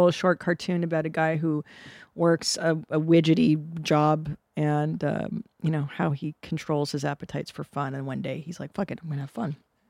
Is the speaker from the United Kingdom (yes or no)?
no; Canada; I was born in Canada.